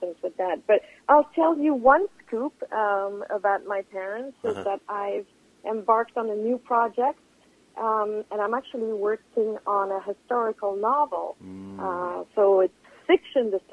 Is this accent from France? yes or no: no; Geneva, Switzerland; now in New York City, United States; I was born in Geneva.